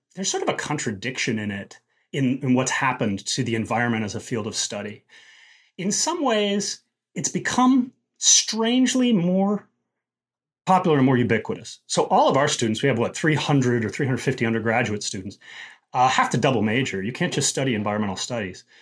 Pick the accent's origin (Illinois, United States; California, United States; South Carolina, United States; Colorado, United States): Colorado, United States; Denver; moved away; growing up in Colorado, particularly back in the seventies